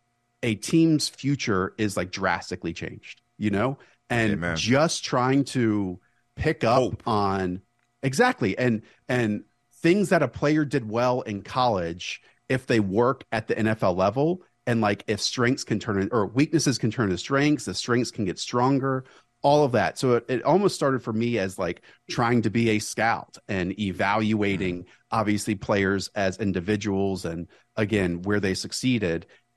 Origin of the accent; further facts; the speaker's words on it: Charlotte, North Carolina, United States; I grew up in Charlotte.